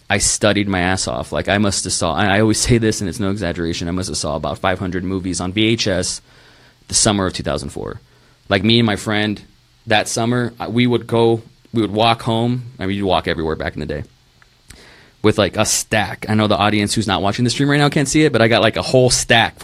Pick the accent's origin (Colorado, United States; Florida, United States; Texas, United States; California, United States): Texas, United States; Rio Grande Valley; moved away as an adult; also born or lived in Tulsa, Oklahoma / Dallas, Texas; now in Austin, United States; I was born in Tulsa, Oklahoma, moved to Dallas for about a year, then moved to the Rio Grande Valley, which was the asshole of Texas.